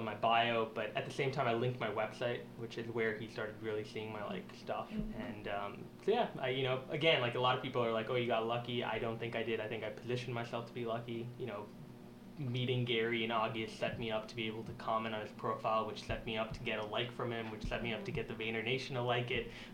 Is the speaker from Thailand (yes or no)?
no; Singapore; now in Canada; I was born in Singapore